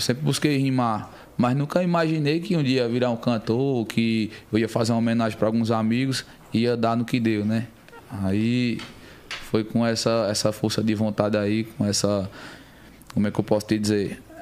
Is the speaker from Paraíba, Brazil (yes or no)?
yes; Campina Grande, Paraíba, Brazil; moved away; also born or lived in São Paulo; eu sou nascido aqui em São Paulo, né? Buguaçu, muito novo, acho que cerca de seis meses de idade. Bem novinho. Fui morar em Campina Grande, a cidade onde mora toda a minha família. Fui criado lá